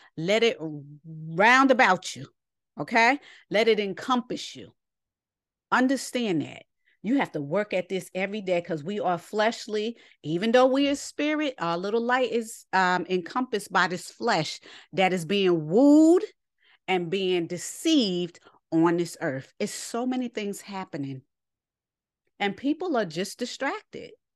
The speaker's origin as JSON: {"language": "English", "region": "New York", "country": "United States", "said": "I'm from New York"}